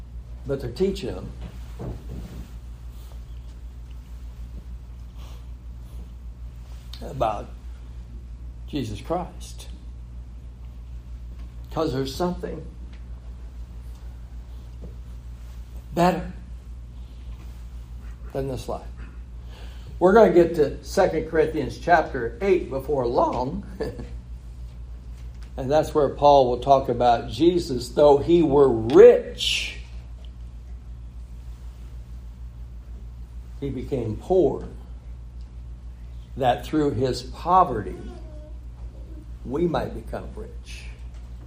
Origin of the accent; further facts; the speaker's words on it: California, United States; I grew up in California